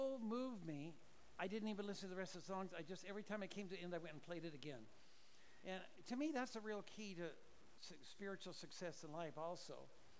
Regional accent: Orange County, California, United States; moved away; Orange County is my roots. I was graduated from Newport Harbor High School.

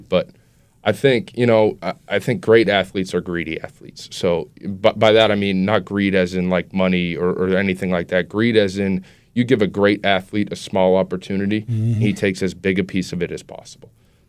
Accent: Wilmington, United States; I was born and lived my entire life so far in Wilmington.

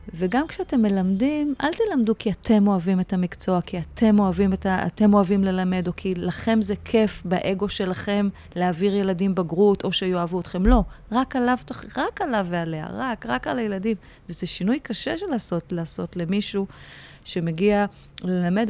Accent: Haifa, Haifa District, Israel; also born or lived in Aloney Yitzhak youth village; now in Tel Aviv, Israel; בחיפה. זאת אומרת, גדלתי בכפר נוער אלוני יצחק, גיל 6, ואז עברנו חיפה, והיינו גם קצת בשליחויות, כי שני ההורים שלי היו מורים, אבל הבייס זה חיפה, זאת עיר אם

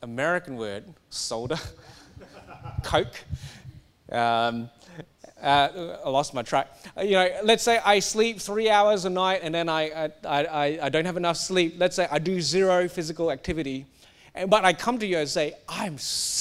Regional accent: Singapore; now in Australia; I grew up in Singapore. I'm meant to be Singaporean. I'm now Australian

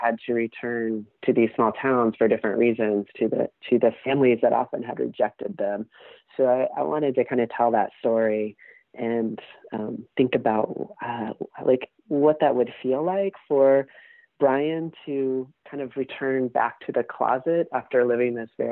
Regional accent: Ohio, United States; moved away as an adult; also born or lived in Athens, Ohio / New York / Portland; now in Lexington, United States; I grew up in Ohio, in a small rural town, not Appalachian.

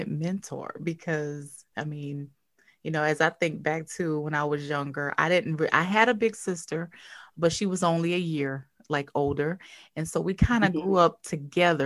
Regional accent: Covington, Louisiana, United States; I'm originally from Covington

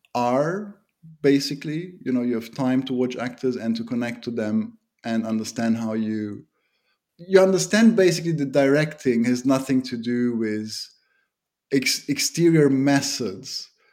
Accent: Germany; also born or lived in Romania; now in Bucharest, Romania; My mother was part of the German minority that lives in Romania

